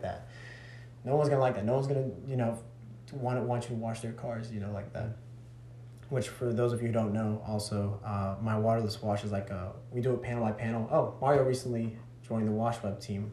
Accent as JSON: {"language": "English", "town": "Chatsworth", "region": "Georgia", "country": "United States", "tie": "born or raised there", "also_born_or_lived": "California / Dalton", "said": "I was born in California, and I was raised in Chatsworth up until the age of two, 11"}